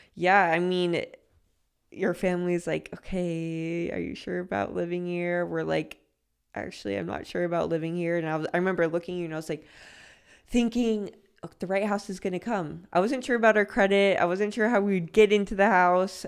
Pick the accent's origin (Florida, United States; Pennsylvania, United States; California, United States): California, United States; Los Angeles; moved away; I'm from Los Angeles.